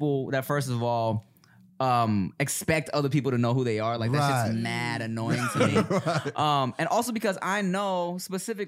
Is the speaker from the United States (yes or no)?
yes; Los Angeles, California, United States; somebody who's an LA native